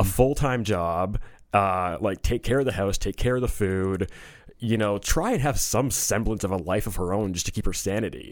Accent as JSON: {"language": "English", "town": "Toronto", "region": "Ontario", "country": "Canada", "tie": "born or raised there", "also_born_or_lived": "New Jersey / South Korea", "moved": "as an adult", "said": "I was born in Toronto, um, in eighty-two, and I grew up in and around Toronto."}